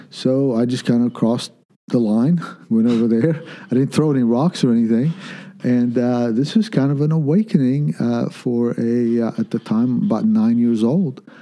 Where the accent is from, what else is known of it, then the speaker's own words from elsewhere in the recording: Kuwait; born there; My, both my parents are Lebanese. I was born in Kuwait